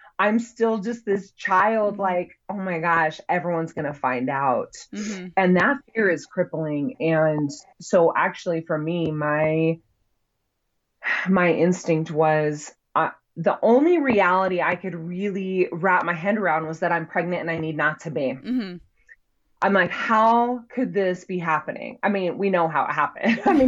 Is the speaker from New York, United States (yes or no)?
no; Utah, United States; So I grew up here in Utah, that has a very strong religious culture